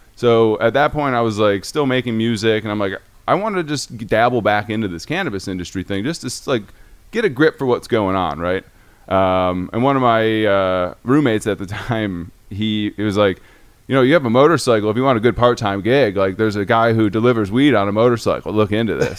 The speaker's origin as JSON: {"language": "English", "town": "Detroit", "region": "Michigan", "country": "United States", "tie": "born or raised there", "said": "I am a Detroiter, um, a Michigander, born and raised"}